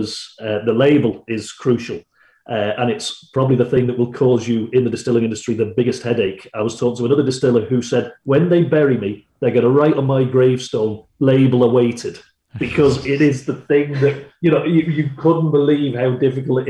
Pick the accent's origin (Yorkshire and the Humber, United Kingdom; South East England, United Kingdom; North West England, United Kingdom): North West England, United Kingdom; Manchester; moved away as an adult; now in Dublin, Ireland; I come from Manchester, which would be a grimy isn't the word I'd use, but it would be a gritty city.